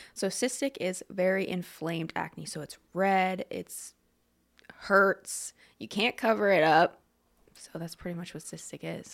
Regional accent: Lebanon, Pennsylvania, United States; I grew up in Lebanon. I went to Lebanon High, everything like that, and good old Lebanon

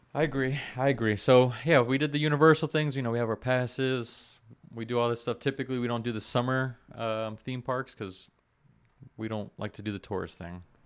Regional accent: South Florida, United States; I grew up in South Florida, you know, jumping in the canals

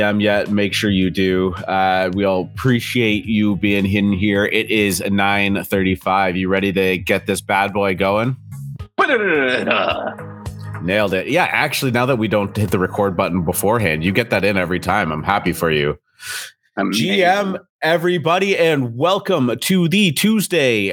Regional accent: Canada; As a Canadian

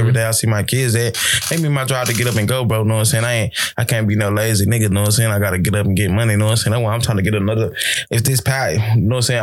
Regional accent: Texas, United States; now in California, United States; I'm from Texas

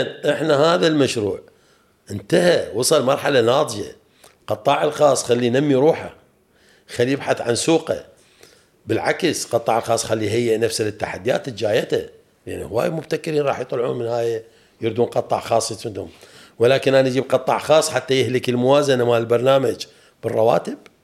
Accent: Iraq

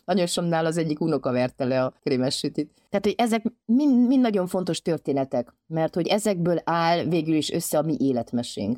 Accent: Transylvania, Romania; én erdélyi magyar vagyok

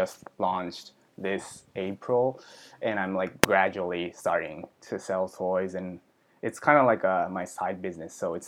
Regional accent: Pennsylvania, United States; English is a second language; also born or lived in Japan; Like I was born in Japan in 1990, but I moved to United States in Pennsylvania in like 1997. So from like elementary school, first grade to third grade, I was growing in the United States.

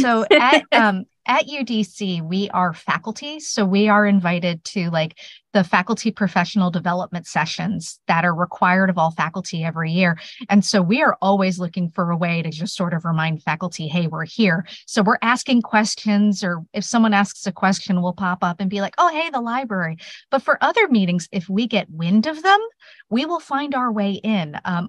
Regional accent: South Bend, Indiana, United States; I was actually born in Indiana, so close.

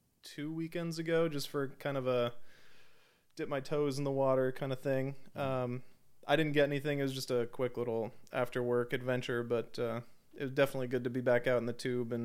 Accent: Washington, United States; Before that, I was born in Washington. That's where my parents are from.

